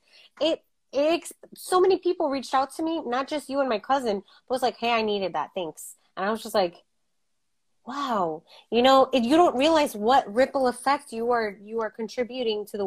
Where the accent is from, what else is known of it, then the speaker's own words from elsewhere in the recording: United States; we're American